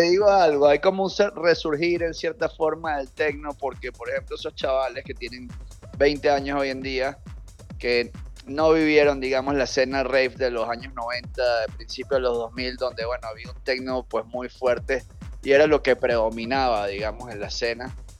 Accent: Caracas, Capital District, Venezuela; soy de Caracas

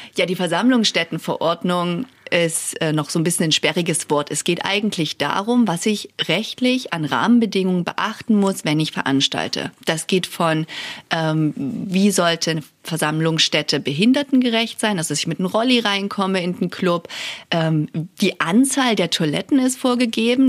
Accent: Saxony, Germany; also born or lived in Görlitz / Chemnitz / United States / Prague; now in Dresden, Germany; Ich bin gebürtige Sächsin und muss zugeben, ähm, nach dem Abi wollte ich immer nie nach Dresden. Das war irgendwie viel zu nah dran, weil ich aus dem Umland komme

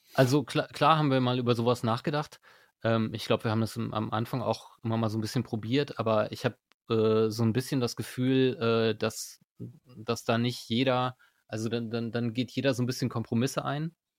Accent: Berlin, Germany; moved away as an adult; now in Osnabrück, Germany; ich bin nicht hier geboren, ich bin in Berlin geboren eigentlich.

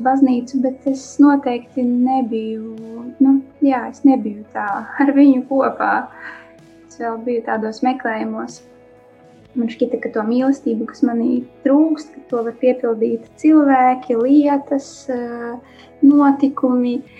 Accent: Latvia; also born or lived in Daugavpils; now in Riga, Latvia; Es pati nāku no Latvijas, no Krasnodas. Iedzima Daugavpilī, jā, dzīvoju Krasnodā. Uzaugu Krasnodā, jā, tagad es dzīvoju Rīgā

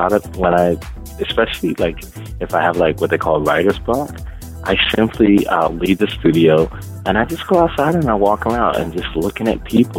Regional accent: New York City, New York, United States; I'm from New York

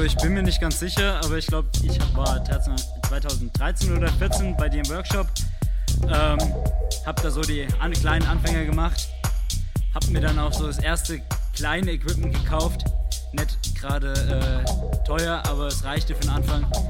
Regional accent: Giessen, Hesse, Germany; komme aus Gießen, bin noch Schüler

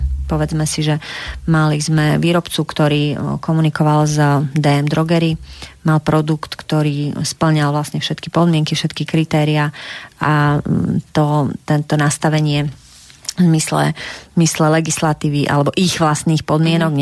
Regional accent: Slovakia; my sme Slováci, my sme kreatívny národ

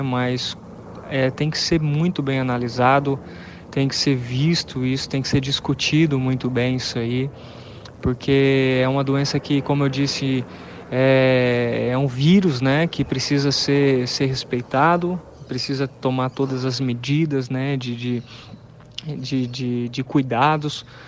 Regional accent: Campo Grande, Mato Grosso do Sul, Brazil; moved away as an adult; also born or lived in Pernambuco; eu sou natural de Campo Grande, né? Resido aqui em Campo Grande, Mato Grosso do Sul

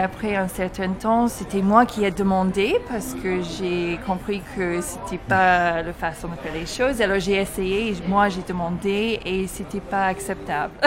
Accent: Toronto, Ontario, Canada; moved away as an adult; now in France; je viens de Toronto

